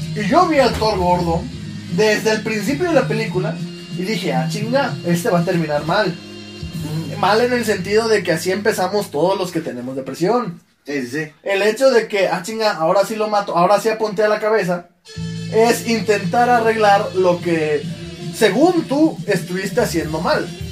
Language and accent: Spanish; Juchitán, Oaxaca, Mexico; ya crecí en un Juchitán un poco más civilizado